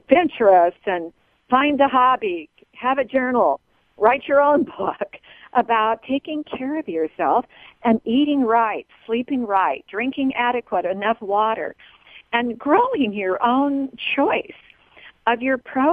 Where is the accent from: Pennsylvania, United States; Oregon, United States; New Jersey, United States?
Oregon, United States; I'm really from Oregon